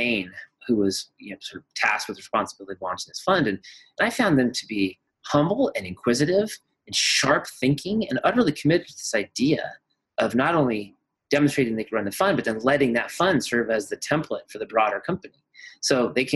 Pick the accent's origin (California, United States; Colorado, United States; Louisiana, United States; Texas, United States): Colorado, United States; I was raised in Colorado and spent a lot of time in the mountains